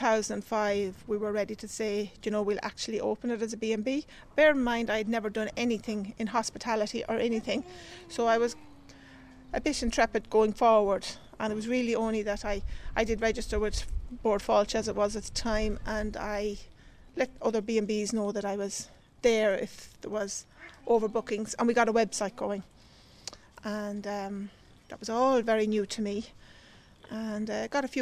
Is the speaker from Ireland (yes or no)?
yes; County Westmeath, Leinster, Ireland; moved away as an adult; also born or lived in County Kildare; We're originally from County Westmeath.